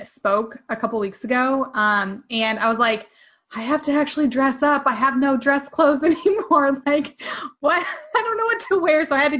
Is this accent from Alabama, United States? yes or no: no; Jefferson City, Missouri, United States; moved away as an adult; also born or lived in Columbia, Missouri; now in San Francisco Bay Area, United States; Central Missouri. So I grew up in Jeff City. And then my husband and I lived in Columbia for a long time.